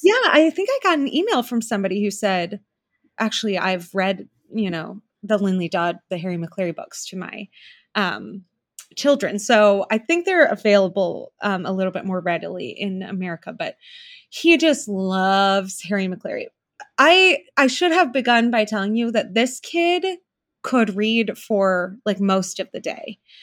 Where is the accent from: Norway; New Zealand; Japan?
New Zealand; moved away; I am from New Zealand. I was born there.